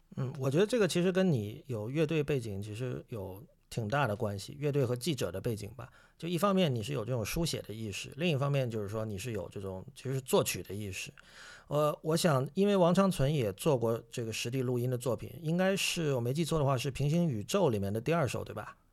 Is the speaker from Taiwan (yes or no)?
no; China; 我是中国人